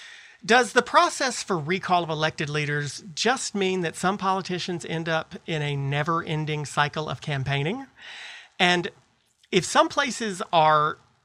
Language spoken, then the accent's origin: English; North Carolina, United States; if you're like me. You're from North Carolina.